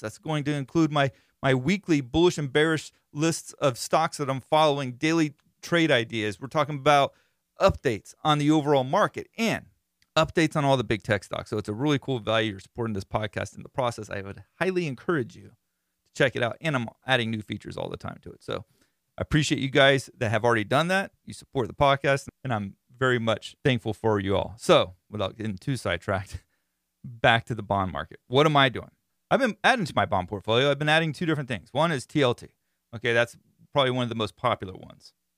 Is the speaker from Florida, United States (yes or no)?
yes; Florida, United States; I'm from Florida